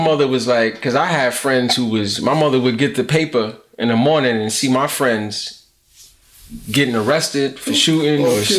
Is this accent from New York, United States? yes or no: yes; New York City, New York, United States; when I got there from growing up in Brooklyn